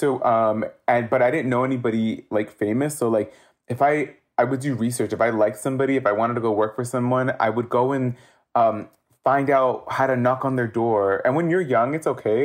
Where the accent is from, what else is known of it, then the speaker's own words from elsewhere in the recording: Los Angeles, California, United States; I am Central American Salvadorian, uh, born and raised in Los Angeles, specifically from Hollywood